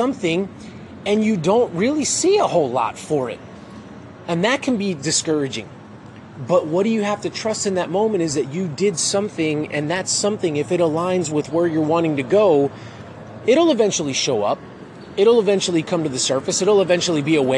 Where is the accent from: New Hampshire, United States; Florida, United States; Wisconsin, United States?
Florida, United States; Miami; now in Texas, United States; I'm originally from Miami